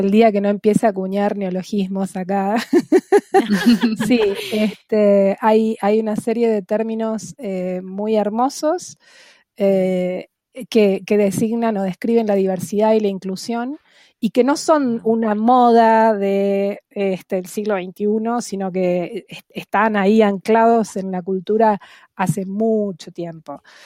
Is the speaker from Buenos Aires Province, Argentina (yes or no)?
yes; Buenos Aires Province, Argentina; first language Spanish; tomarme un avión y dejar la provincia de Buenos Aires